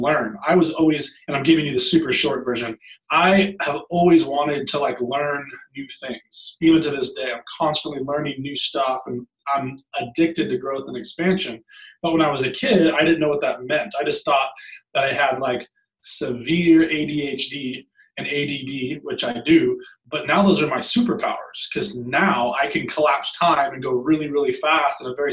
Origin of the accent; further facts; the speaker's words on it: Long Beach, California, United States; I grew up in Long Beach, California, and was raised by a single mom